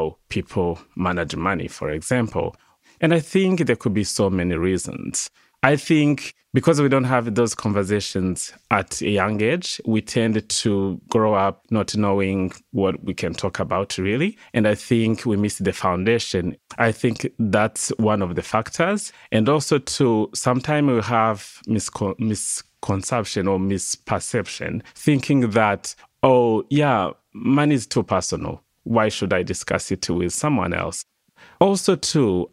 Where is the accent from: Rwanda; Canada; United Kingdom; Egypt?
Rwanda; English is a second language; moved away as an adult; now in Australia; I come from Rwanda. Rwanda is a country in East Africa